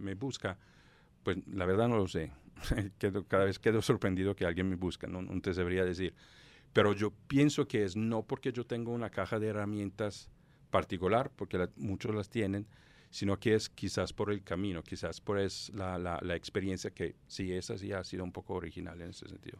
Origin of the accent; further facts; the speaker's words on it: Southern Italy, Italy; Spanish is a second language; moved away as an adult; also born or lived in Palermo; al lado opuesto de donde yo nací, en el sur de Italia